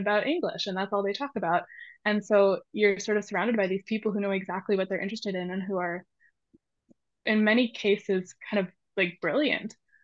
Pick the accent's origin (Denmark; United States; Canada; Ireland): Canada; Montreal, Quebec; moved away as an adult; growing up in Canada